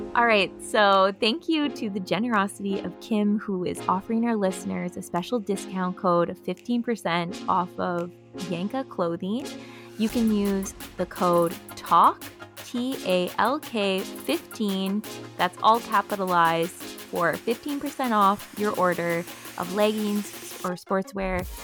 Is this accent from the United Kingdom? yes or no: no; Thunder Bay, Ontario, Canada; moved away as an adult; now in Montreal, Canada; I'm also from Thunder Bay